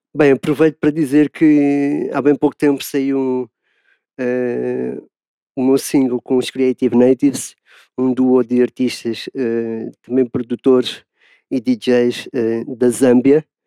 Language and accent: Portuguese; Lisbon, Portugal; sou de Lisboa, Portugal